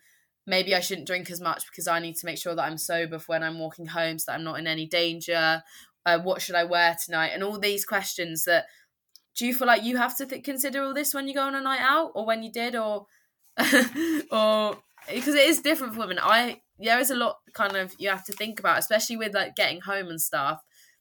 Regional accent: United Kingdom; I think it is culturally we are, as in British people, less likely to cause conflicts, kick up a fuss, as you said.

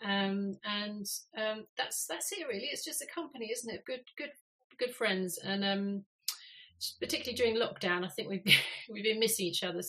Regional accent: London, United Kingdom; moved away as an adult; growing up in Hampstead

